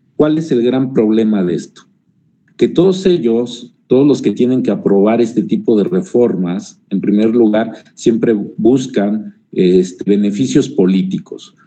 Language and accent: Spanish; Mexico; como mexicanos, desgraciadamente, la mayoría tenemos